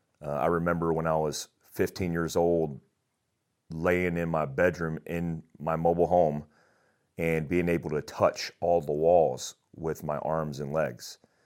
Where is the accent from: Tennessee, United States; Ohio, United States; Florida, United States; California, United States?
Florida, United States; Daytona Beach; also born or lived in Germany; And, you know, I grew up in Daytona Beach, Florida for the most part.